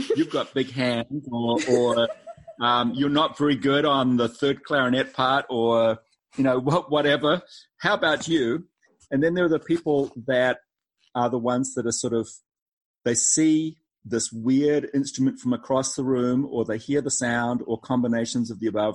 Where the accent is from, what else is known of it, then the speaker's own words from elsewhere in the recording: New Zealand; moved away as an adult; also born or lived in Boston, United States; now in North Carolina, United States; not originally from North Carolina. I'm from New Zealand